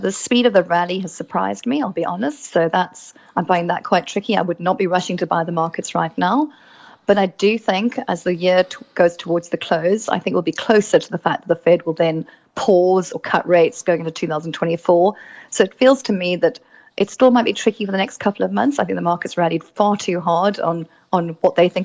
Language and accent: English; South Africa; as South African